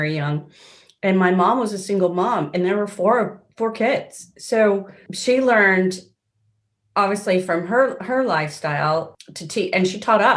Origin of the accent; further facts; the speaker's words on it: Seattle, Washington, United States; moved away; I grew up in Seattle, Washington, in the States.